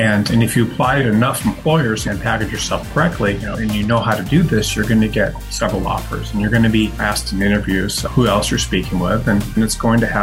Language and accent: English; Detroit, Michigan, United States; moved away; where I grew up in outside Detroit